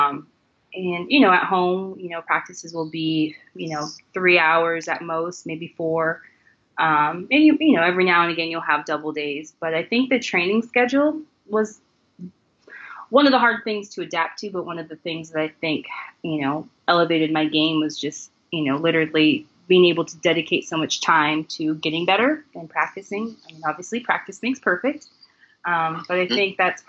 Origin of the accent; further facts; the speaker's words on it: United States; moved away as an adult; now in Japan; being an American and here. Definitely here in Japan